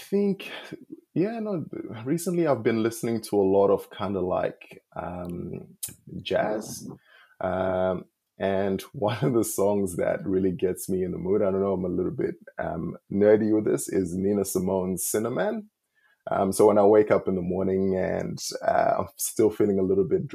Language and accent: English; Zimbabwe; moved away as an adult; now in Australia; I was born in Zim, and my dad passed away when I was two